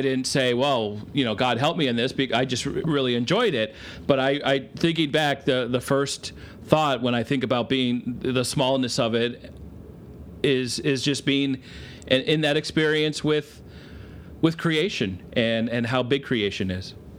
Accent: Vermont, United States; Growing up in Vermont, I never saw or realized how big the world was in comparison

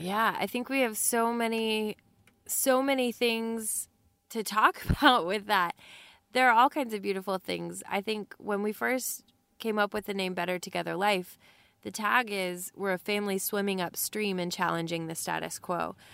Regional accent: Texas, United States; we're from Texas and that little accent

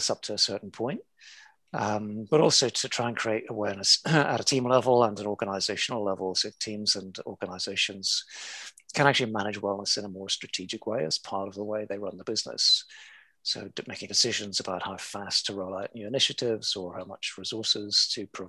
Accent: Belfast, Northern Ireland, United Kingdom; now in Hong Kong, China; originally I was born in Belfast and brought up in the chaos of the 1970s in Belfast.

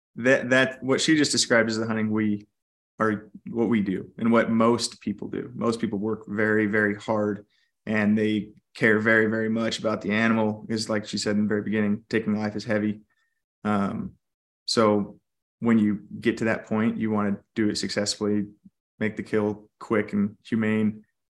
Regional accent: California, United States; now in Idaho, United States; I actually grew up in California

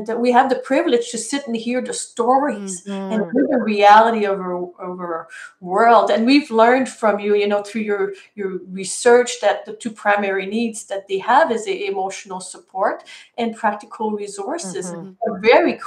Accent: Canada; I'm from Canadian.

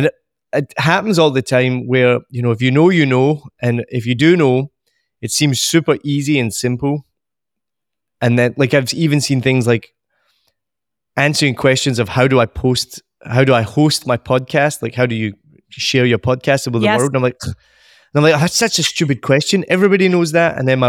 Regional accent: Scotland, United Kingdom; moved away as an adult; also born or lived in United States / Australia / New Zealand; now in Vietnam; I'm originally from Scotland and left there in my early 20s, moved to America, then ended up in Australia, then ended up in New Zealand, and then Vietnam. So I haven't lived in Scotland for about 20 years.

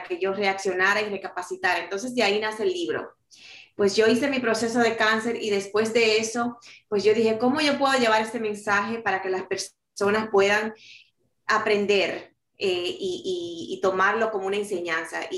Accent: New York City, New York, United States; also born or lived in Dominican Republic; yo nací en República Dominicana y me crié en la ciudad de Nueva York, llegué a los cuatro años y ahí pues hice toda una vida

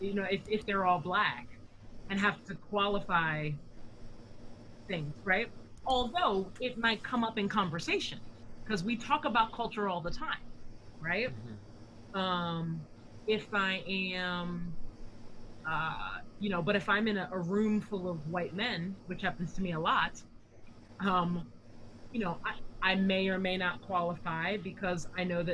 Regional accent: United States; I'm a black American

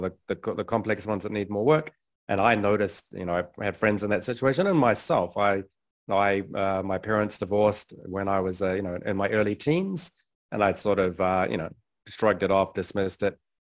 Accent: New Zealand; moved away as an adult; also born or lived in London; I was born in New Zealand, had a pretty conventional upbringing

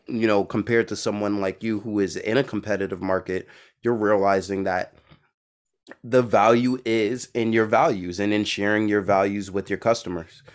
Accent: New York City, New York, United States; now in Boston, United States; I'm from Brooklyn, New York, I'm in Boston

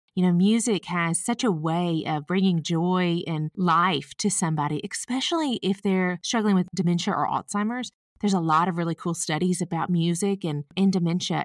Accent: the South, United States; accent: Southern; I'm from the South, if you can't tell by my accent

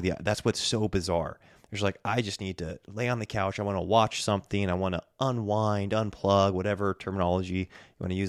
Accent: Bend, Oregon, United States; moved away as an adult; now in North Idaho, United States; there are awesome churches here in my hometown on the West Coast

